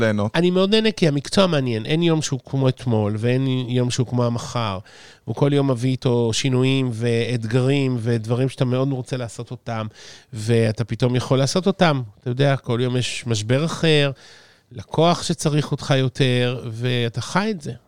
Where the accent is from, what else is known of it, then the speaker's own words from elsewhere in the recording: Ramat Gan, Tel Aviv District, Israel; moved away as an adult; now in Savyon, Israel; נולדתי ברמת גן